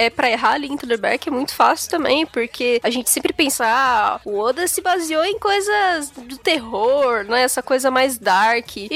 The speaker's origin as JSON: {"language": "Portuguese", "town": "Patos", "region": "Paraíba", "country": "Brazil", "said": "estudante de arquitetura e urbanismo. Sou de Patos, Paraíba, e vim falar sobre uma pequena canelada de vocês."}